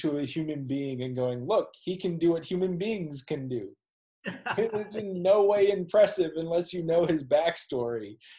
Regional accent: Minneapolis, Minnesota, United States; I'm a Minneapolis dude

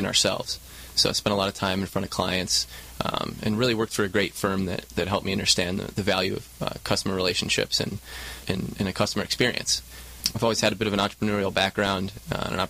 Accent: Michigan, United States; moved away as an adult; also born or lived in Chicago; now in Southern California, United States; Born and raised in Michigan

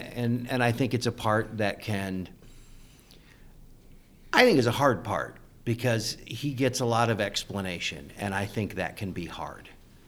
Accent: Kansas City, United States; now in Nebraska, United States; I'm from Kansas City originally.

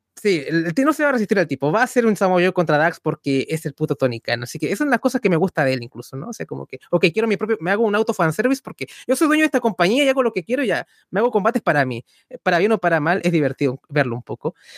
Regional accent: Chile; nunca nos sentimos tan contentos de ser chilenos.

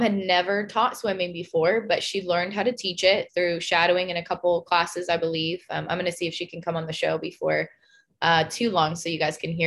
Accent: Spanaway, Washington, United States; moved away; our town that I grew up in Spanaway, Washington

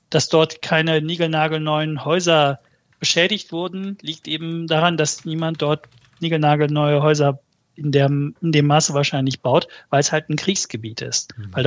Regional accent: Malatya, Turkey; Ja, also die, ich komme ja aus Malatya. Malatyas offizielle Todeszahlen sind, glaube ich, bei knapp unter 1500.

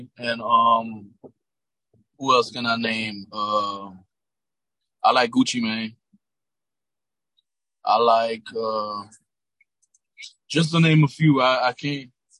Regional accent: North Miami, Florida, United States; I'm from Miami, North Miami.

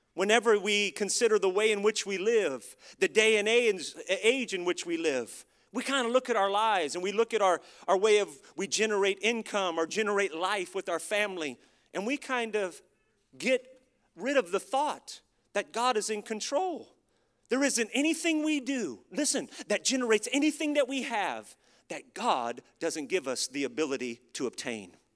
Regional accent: United States; as an American living in America

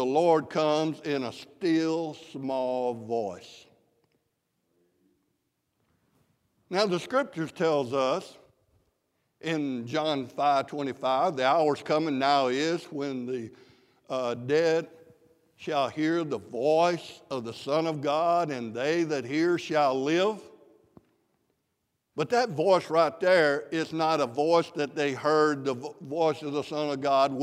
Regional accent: South Mississippi, United States; I'm from South Mississippi

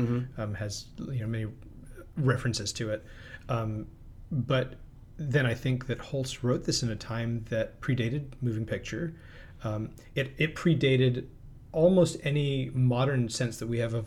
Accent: Philadelphia, Pennsylvania, United States; where I grew up in Philadelphia

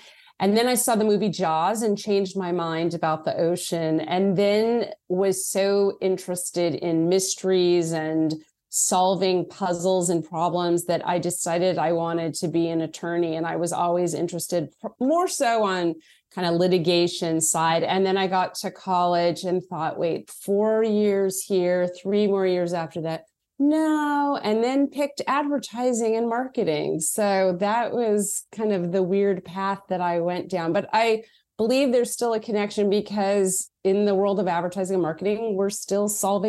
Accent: Los Angeles, California, United States; So you and I are both born and raised in Los Angeles, and it was a really nice place to grow up.

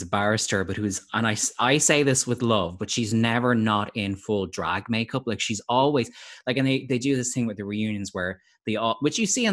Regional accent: Ireland; as an Irish person

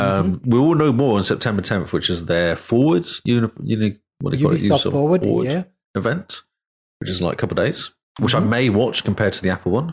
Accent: England, United Kingdom; I'm English.

